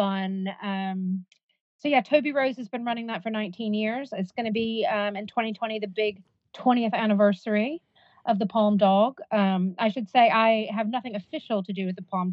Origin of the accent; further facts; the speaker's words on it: United States; moved away; I grew up in America